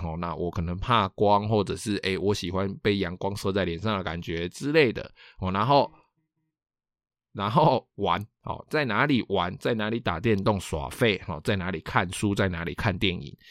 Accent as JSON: {"language": "Chinese", "country": "Taiwan", "said": "我们台湾人"}